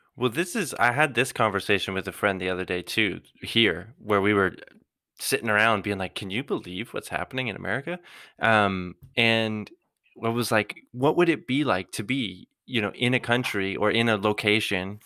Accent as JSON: {"language": "English", "country": "Canada", "said": "we're all Canadian"}